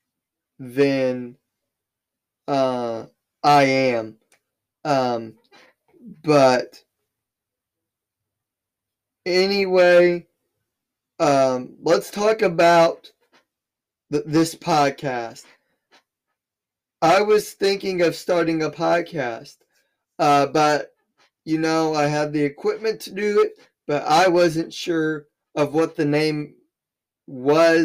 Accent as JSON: {"language": "English", "region": "Southern Illinois", "country": "United States", "tie": "born or raised there", "said": "I'm from Southern Illinois. I live in a very small town of 7,000 people"}